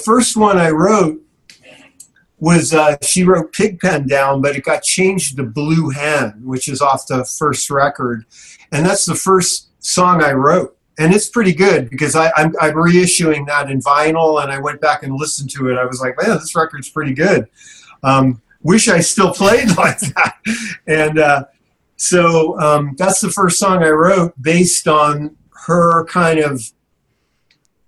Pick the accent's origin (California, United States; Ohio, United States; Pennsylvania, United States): California, United States; South San Francisco; South San Francisco, the industrial city, and that's my hometown